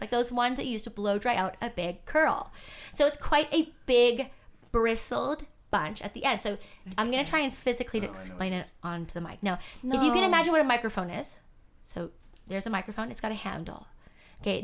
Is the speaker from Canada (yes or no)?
yes; Canada; I was born in Canada, raised in Canada, in a mixed race household